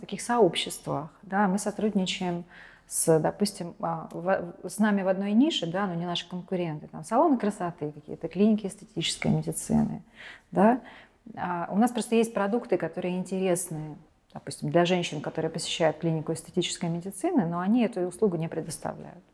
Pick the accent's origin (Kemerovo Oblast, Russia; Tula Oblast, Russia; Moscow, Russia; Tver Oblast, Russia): Kemerovo Oblast, Russia; Kemerovo; в моем родном городе Кемерово